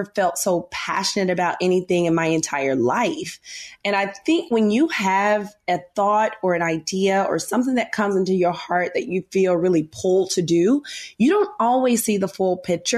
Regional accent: Memphis, Tennessee, United States; moved away as an adult; now in New York City, United States; I'm a Southern girl. I'm from Memphis, Tennessee. Live in New York now. Been in New York for, I think, 13 or 14 years

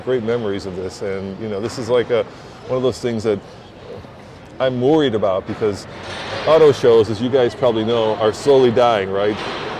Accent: Chicago, Illinois, United States; now in Denver, United States; I grew up in Chicago

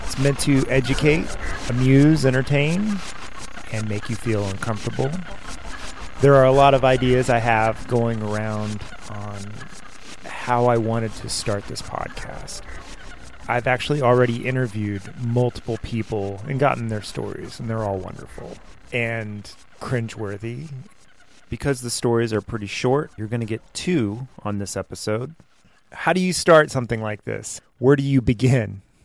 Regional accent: Westlake Village, California, United States; We grew up in Westlake Village, California, which it's kind of embedded in Thousand Oaks, California.

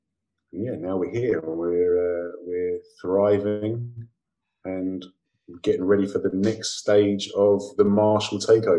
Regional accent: England, United Kingdom; also born or lived in London; now in North East England, United Kingdom; I'm an Englishman. I live in England and I spend my whole of my life in England. That's just because by chance I was born here.

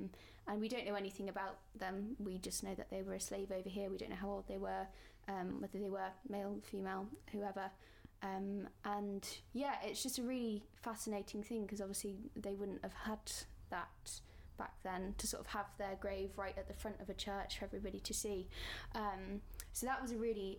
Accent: Warwickshire, West Midlands, United Kingdom; moved away; I'm from Warwickshire

